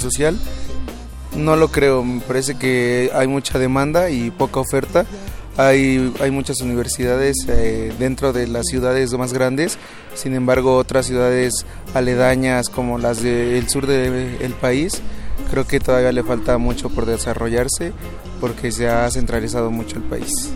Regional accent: Mexico; soy de México

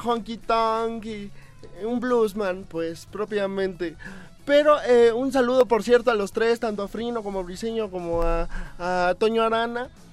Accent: Los Angeles, California, United States; moved away; also born or lived in Mexico City; yo nací en Los Ángeles, California.

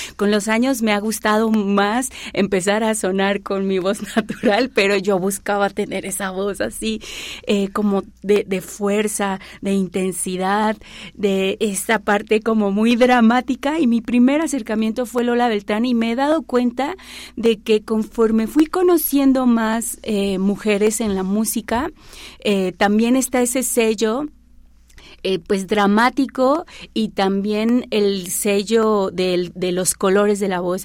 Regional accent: Xalapa, Veracruz, Mexico; also born or lived in Catemaco, Veracruz; now in Puebla, Mexico; Yo vengo de Veracruz, nací en un lugar que se llama Catemaco, Veracruz, Crecí eh, mi primera infancia en Jalapa, Veracruz

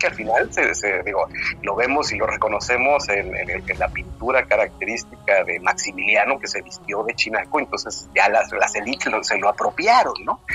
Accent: Mexico; somos mexicanos

